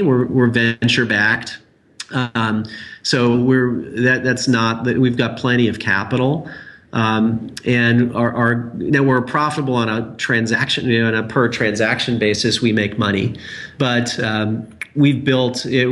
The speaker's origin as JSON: {"language": "English", "region": "Indiana", "country": "United States", "said": "I'm from Indiana, so I have an affection for Indianapolis and Indiana in general."}